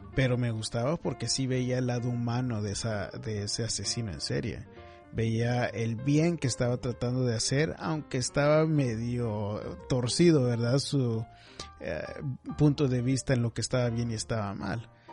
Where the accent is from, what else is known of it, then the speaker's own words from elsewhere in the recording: McAllen, Texas, United States; now in Houston, United States; Yo en lo personal crecí en McAllen, me crié en McAllen